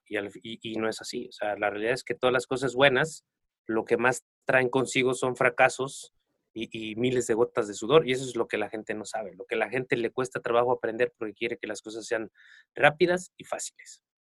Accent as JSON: {"language": "Spanish", "town": "Acatlipa", "region": "Morelos", "country": "Mexico", "moved": "as an adult", "lives_now": "Cuernavaca, Mexico", "said": "yo soy de un pueblo aquí muy cerca de Cuernavaca que se llama Acatlipa. Yo salí de mi pueblo hace aproximadamente como 12 años. Me vine a vivir aquí a Cuernavaca"}